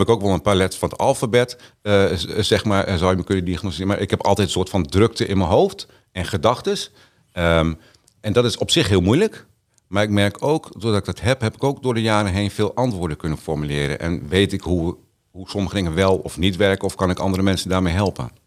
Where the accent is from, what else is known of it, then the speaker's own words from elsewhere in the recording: Groningen, Netherlands; also born or lived in Bedum / Canada / Zwolle; toen zijn we naar Helpman verhuisd aan de Herenweg. En daar ben ik groot geworden